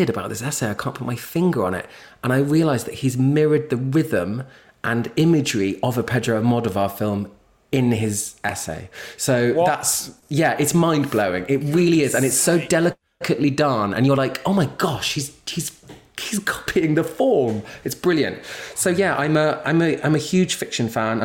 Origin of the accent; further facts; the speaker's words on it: London, United Kingdom; I'm a Londoner born and raised